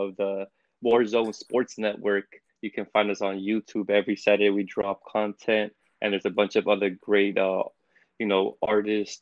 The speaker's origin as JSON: {"language": "English", "town": "Los Angeles", "region": "California", "country": "United States", "said": "I'm from Los Angeles, California"}